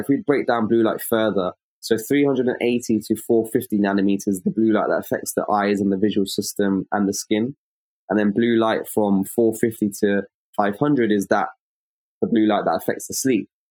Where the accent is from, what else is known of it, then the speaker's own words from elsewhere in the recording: London, United Kingdom; I'm an optometrist from London in the United Kingdom